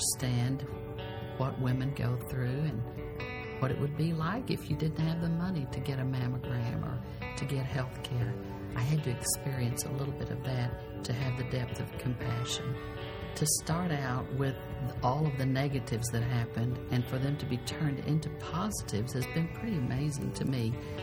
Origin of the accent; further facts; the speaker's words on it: San Diego, California, United States; I grew up in San Diego in a very poor area